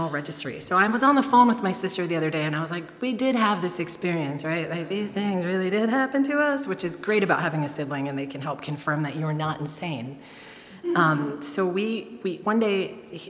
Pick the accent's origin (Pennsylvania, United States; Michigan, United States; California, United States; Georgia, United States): Michigan, United States; Detroit; I grew up in Detroit